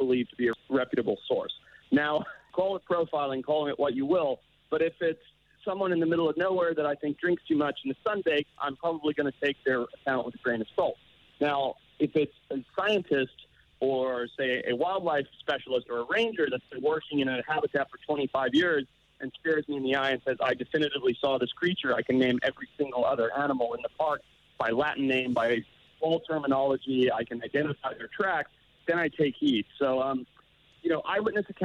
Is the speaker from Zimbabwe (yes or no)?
yes; Zimbabwe; I grew up in Zimbabwe as the son of a safari business owner